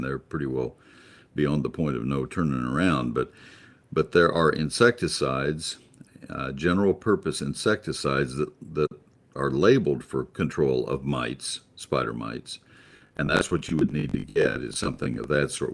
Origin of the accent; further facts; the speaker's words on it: South Dakota, United States; now in Alpine, United States; I'm originally from South Dakota